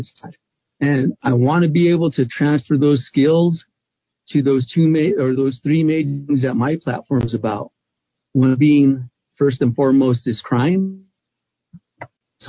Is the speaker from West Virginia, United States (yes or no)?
no; Albuquerque, New Mexico, United States; I was born and raised in Albuquerque